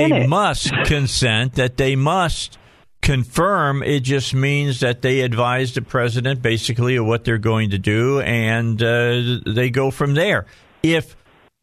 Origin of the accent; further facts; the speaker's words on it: Indiana, United States; I grew up in Indiana